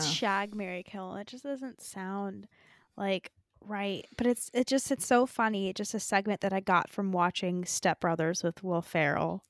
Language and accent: English; California, United States; I'm from California